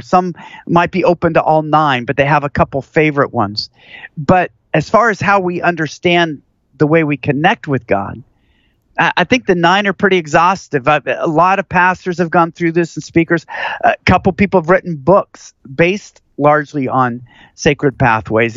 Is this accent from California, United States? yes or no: no; Seattle, Washington, United States; now in Houston, United States; where I grew up in Seattle